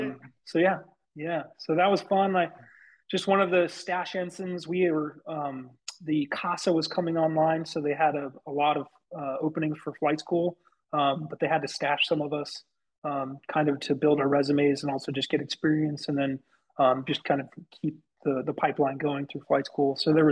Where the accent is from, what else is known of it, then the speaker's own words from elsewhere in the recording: outside of Denver, Colorado, United States; moved away as an adult; So I grew up outside of Denver, Colorado.